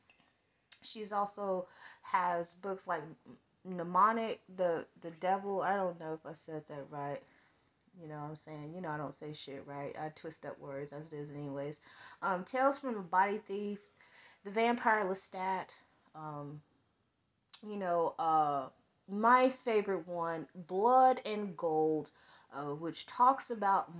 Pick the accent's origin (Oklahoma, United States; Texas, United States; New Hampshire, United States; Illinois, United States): Texas, United States; we're from Texas because we live next door